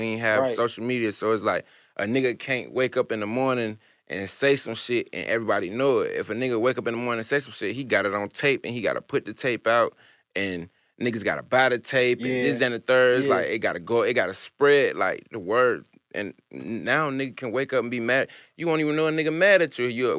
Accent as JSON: {"language": "English", "region": "New York", "country": "United States", "accent": "New York", "said": "if I still had my New York accent like that. It's just not that. It's not there. I'm country."}